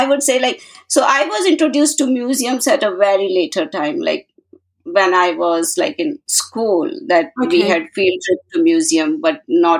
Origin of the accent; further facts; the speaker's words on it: India; moved away as an adult; now in San Francisco, United States; I was born and brought up in India and I moved to United States in 1996 and I live in San Francisco suburbs, very close to San Francisco, California.